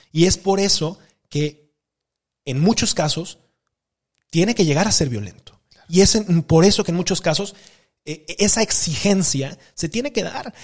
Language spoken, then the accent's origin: Spanish; Mexico; como mexicanos